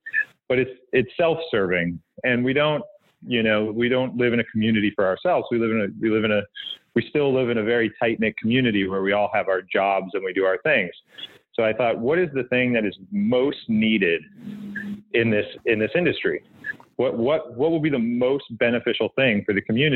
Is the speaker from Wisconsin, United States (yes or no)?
yes; Wisconsin, United States; also born or lived in Kansas City; now in New York City, United States; I was raised in Wisconsin